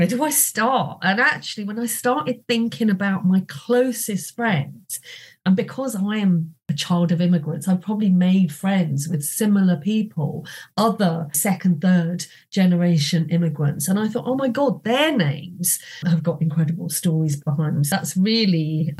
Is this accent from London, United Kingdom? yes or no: yes; Hayes, London, United Kingdom; also born or lived in Kolkata, India; Southall was undergoing huge racial tensions at the time that I was growing up next door in Hayes.